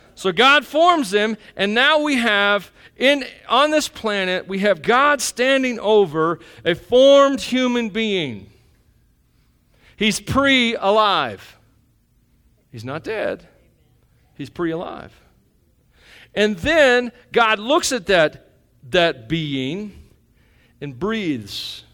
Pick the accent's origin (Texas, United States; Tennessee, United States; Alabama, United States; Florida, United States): Tennessee, United States; moved away; we're from Tennessee